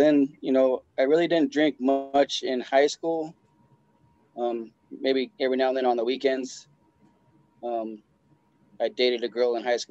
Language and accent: English; Lakewood, Colorado, United States; I was born and raised in Colorado, okay. Down in the Lakewood area.